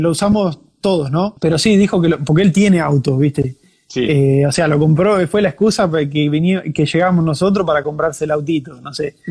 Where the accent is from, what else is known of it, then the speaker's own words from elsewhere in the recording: Ferré, Buenos Aires, Argentina; moved away as an adult; also born or lived in New Zealand / Bavaria, Germany; now in Germany; Yo soy de provincia de Buenos Aires, un pueblito llamado Ferré